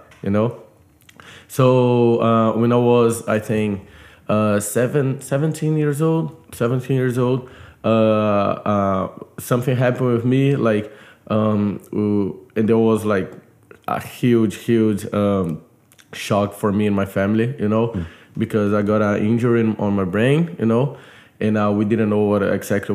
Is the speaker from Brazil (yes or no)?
yes; Brazil; moved away as an adult; now in United States; I'm from Brazil.